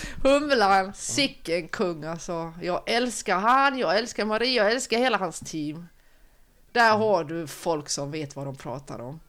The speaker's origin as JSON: {"language": "Swedish", "town": "Oskarström", "region": "Halland County", "country": "Sweden", "tie": "born or raised there", "also_born_or_lived": "Halmstad", "said": "jag är född på Halmstad BB. Halmstad BB, men i passet står det Oskarström"}